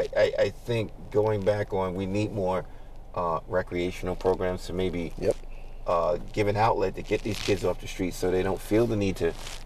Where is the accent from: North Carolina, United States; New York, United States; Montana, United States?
New York, United States; New York City; Growing up in Brooklyn, that part of East New York was no man's land.